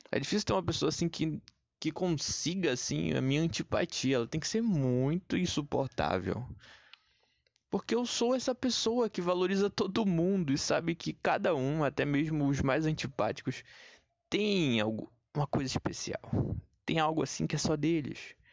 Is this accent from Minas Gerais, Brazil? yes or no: no; Pará, Brazil; now in Rio de Janeiro, Brazil; Quando eu vim do Pará pro Rio de Janeiro, Léo, eu tava pesando, cara, 140 quilos.